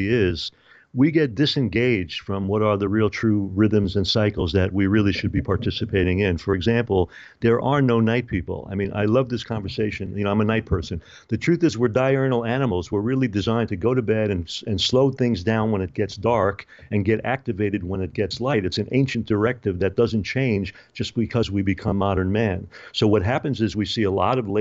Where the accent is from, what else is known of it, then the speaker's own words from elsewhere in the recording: New York City, New York, United States; I spent a lot of time growing up in New York